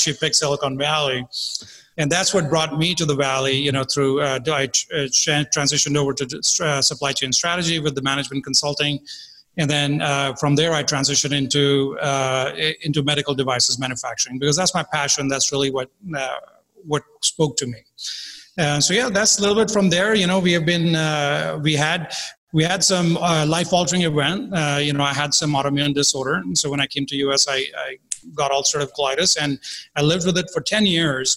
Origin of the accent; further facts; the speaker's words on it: India; I was born in India. Uh, my father was in the army, so we grew up around uh, a very disciplined life